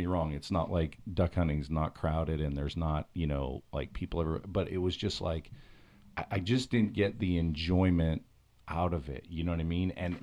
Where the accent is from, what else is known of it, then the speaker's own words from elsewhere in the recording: Pennsylvania, United States; I grew up in Pennsylvania